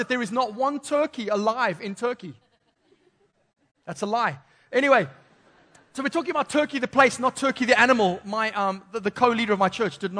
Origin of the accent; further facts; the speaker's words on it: Zimbabwe; moved away; growing up in Zimbabwe